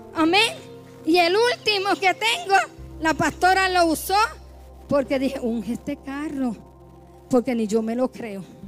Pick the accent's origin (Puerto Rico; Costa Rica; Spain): Puerto Rico; moved away; como decimos allá en mi isla